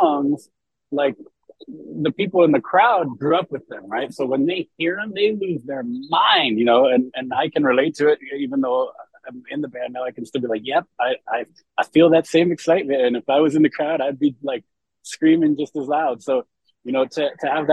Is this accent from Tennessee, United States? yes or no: no; San Francisco Bay Area, California, United States; I grew up in the Bay Area, the San Francisco Bay Area, and still live there to this day